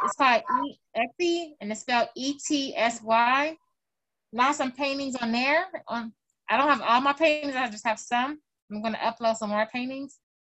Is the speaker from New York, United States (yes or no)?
no; Los Angeles, California, United States; now in Palmdale, United States; I'm from Los Angeles, but I live in Palmdale.